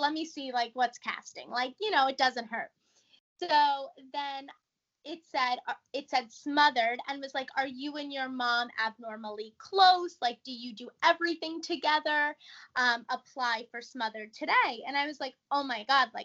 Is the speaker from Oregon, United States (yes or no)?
no; New York, United States; we're all from New York. So they're very loud and like they have very like vivid accents